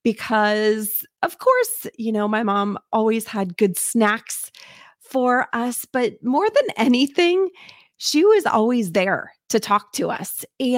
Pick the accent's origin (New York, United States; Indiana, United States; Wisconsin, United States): Indiana, United States; I will tell you, I grew up in Southern Indiana and lived on a street that I was able to walk to elementary school.